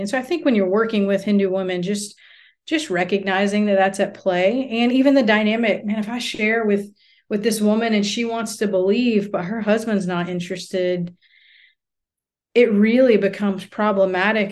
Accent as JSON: {"language": "English", "country": "United States", "moved": "as an adult", "said": "as an American woman"}